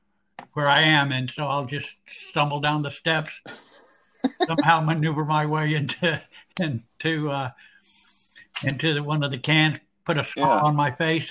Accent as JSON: {"language": "English", "town": "Dallas", "region": "Texas", "country": "United States", "tie": "born there", "said": "I was actually born in Dallas, Texas."}